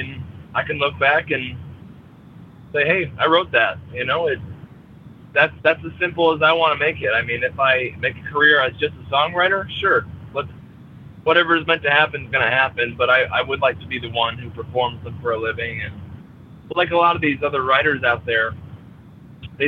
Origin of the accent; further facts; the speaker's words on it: Fort Ann, New York, United States; a venue in my hometown